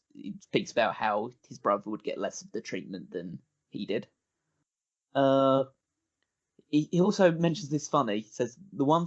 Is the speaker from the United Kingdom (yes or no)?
yes; England, United Kingdom; I'm English